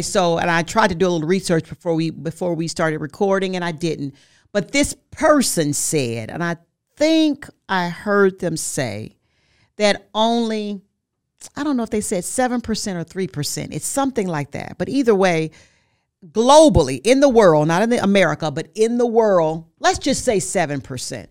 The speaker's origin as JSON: {"language": "English", "town": "Forest City", "region": "Arkansas", "country": "United States", "tie": "born or raised there", "said": "I'm from Forest City, Arkansas. I made history there. In that, in that school, I was like homecoming queen, like, three years in a row."}